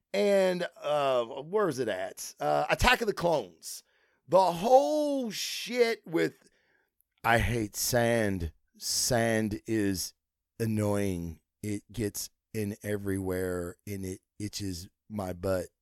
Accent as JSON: {"language": "English", "region": "Kentucky", "country": "United States", "said": "I'm from Kentucky"}